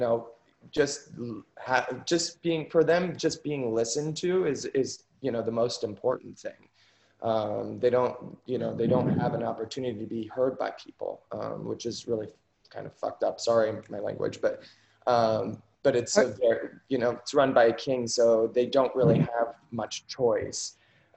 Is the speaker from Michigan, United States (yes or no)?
no; Ashland, Ohio, United States; moved away as an adult; now in New York, United States; growing up in Ohio